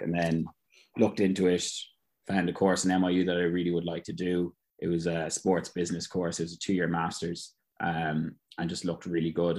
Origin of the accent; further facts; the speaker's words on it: Ireland; moved away as an adult; now in United States; being an Irish guy